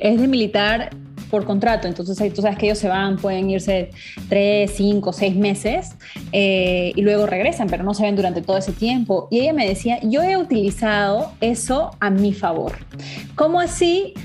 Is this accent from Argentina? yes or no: no; Trujillo, La Libertad, Peru; las norteñas como yo, de Trujillo